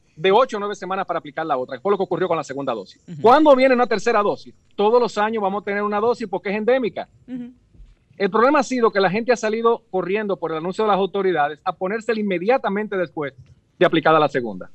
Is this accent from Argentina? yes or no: no; Dominican Republic